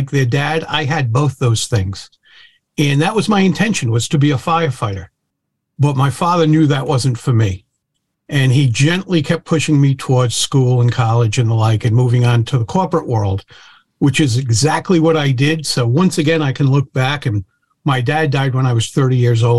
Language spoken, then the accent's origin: English; Providence, Rhode Island, United States; I was born in Providence, Rhode Island